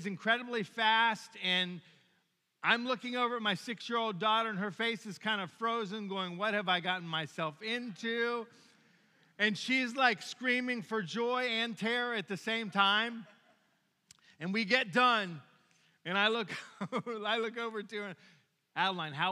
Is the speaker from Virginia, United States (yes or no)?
yes; Williamsburg, Virginia, United States; moved away; I've been to Busch Gardens a bunch of times growing up in Williamsburg, Virginia